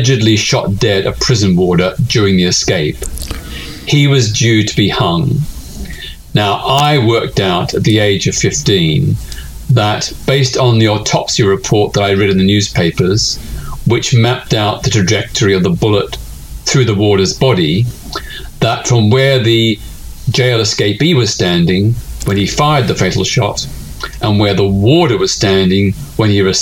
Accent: Melbourne, Victoria, Australia; I was living in my hometown of Melbourne, Australia

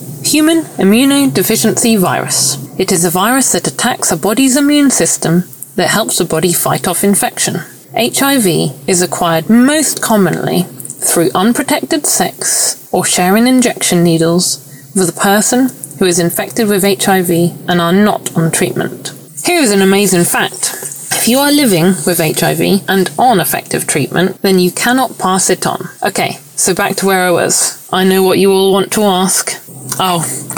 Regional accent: United Kingdom; also born or lived in Bristol; I'm British. I live in Bristol in a flat with my long-term partner

